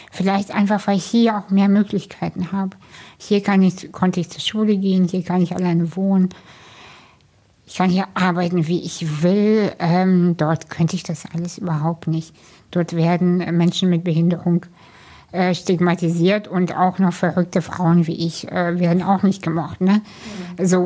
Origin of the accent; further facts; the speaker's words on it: Kazakhstan; moved away; ich komme aus einer Arbeiterfamilie, wir sind aus Kasachstan emigriert.